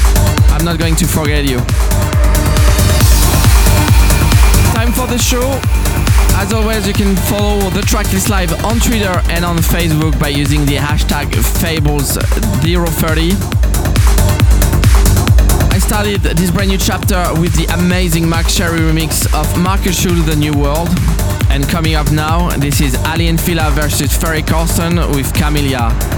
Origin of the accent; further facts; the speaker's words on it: Strasbourg, Grand Est, France; my hometown Strasbourg